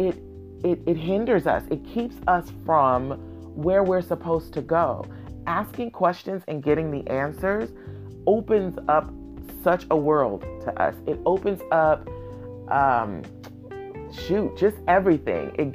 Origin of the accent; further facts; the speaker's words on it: Oakland, California, United States; I was born and raised in Oakland.